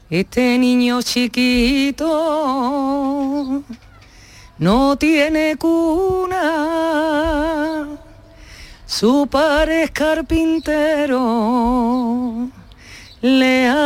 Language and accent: Spanish; Spain; siempre digo que soy la primera española que ha ido a llevar allí la copla y ha vuelto.